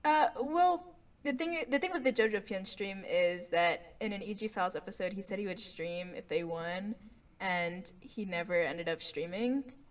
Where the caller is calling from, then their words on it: Orlando, Florida, United States; I'm in Orlando, Florida right now.